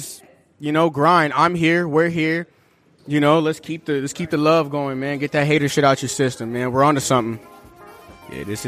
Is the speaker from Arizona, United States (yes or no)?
yes; Tucson, Arizona, United States; we're from Tucson, Arizona